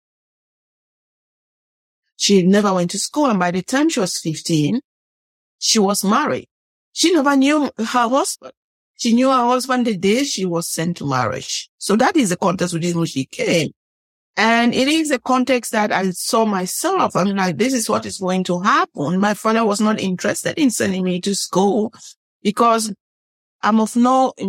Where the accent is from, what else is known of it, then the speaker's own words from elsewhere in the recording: Northwest Region, Cameroon; moved away; I'm from Cameroon, the western part of, I would say central west part of Africa.